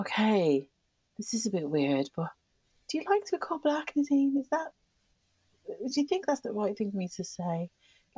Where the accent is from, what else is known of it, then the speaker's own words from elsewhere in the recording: Birmingham, West Midlands, United Kingdom; moved away as an adult; now in Ireland; I saw a lot of destruction and violence and riots growing up in Birmingham.